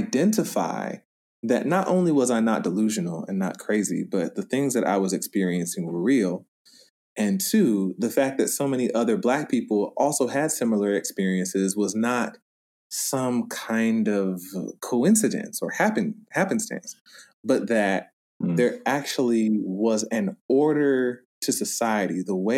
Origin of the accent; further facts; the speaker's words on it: the South, United States; Because growing up in the South, white people police the things that Black people think and say.